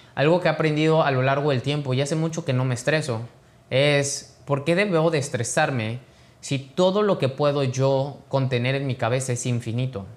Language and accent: Spanish; Mexico; mexicano, emprendedor y empresario